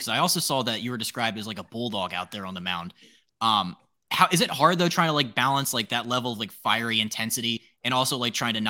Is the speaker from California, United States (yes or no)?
no; Washington, District of Columbia, United States; I'm from D.C. I'm not from New York, unlike you guys.